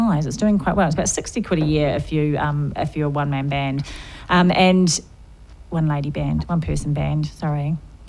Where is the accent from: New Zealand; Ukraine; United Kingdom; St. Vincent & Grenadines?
New Zealand; I'm from New Zealand